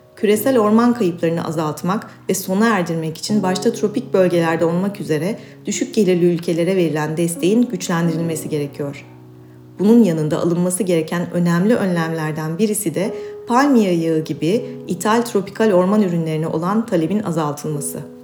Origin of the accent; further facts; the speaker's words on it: İzmir, Turkey; now in Istanbul, Turkey; İstanbul'da yaşayan ağaç, çiçek, hayvan, güneş, deniz meraklısı bir kedi ve iki çocuk annesi bir İzmirliyim